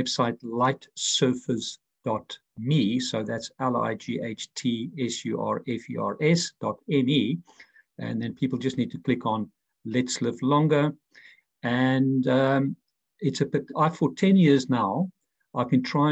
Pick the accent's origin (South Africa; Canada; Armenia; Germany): South Africa; Pretoria, Gauteng; moved away as an adult; also born or lived in London / Dublin; I'm from Pretoria, South Africa, the heart of apartheid. I've been in mainly London and Dublin for the last 30 years